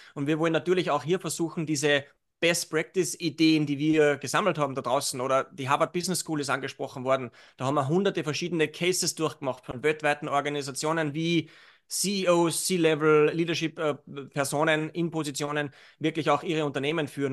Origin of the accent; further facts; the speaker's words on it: Salzburg, Austria; Jetzt bin ich aus Salzburg